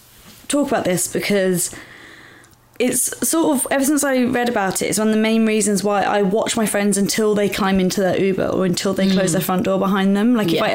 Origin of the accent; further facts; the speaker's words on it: London, United Kingdom; it was so close to where I grew up in Southeast London.